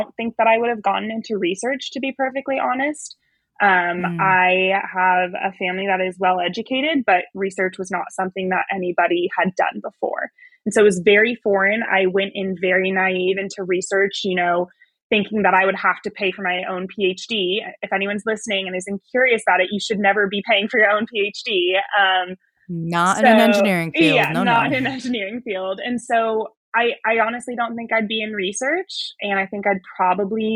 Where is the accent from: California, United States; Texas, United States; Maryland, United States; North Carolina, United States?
California, United States; Bay Area; moved away as an adult; I grew up in the Bay Area along the Pacific coast